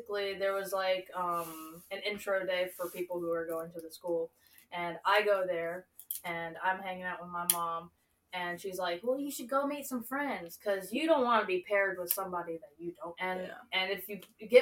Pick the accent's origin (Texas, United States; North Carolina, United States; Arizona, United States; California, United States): North Carolina, United States; I'm from North Carolina. My family's from Michigan, Minnesota